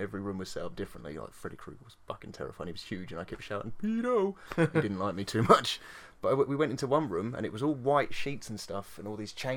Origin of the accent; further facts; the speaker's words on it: United Kingdom; I'm British